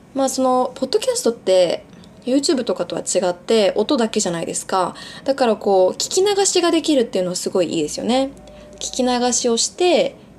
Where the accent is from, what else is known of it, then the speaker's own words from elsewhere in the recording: Japan; also born or lived in Bali, Indonesia; 小学校1年生ぐらいの時に、まあ、日本に引っ越してそこからずっと日本です小学校中学校高校大学全部日本の学校を卒業しています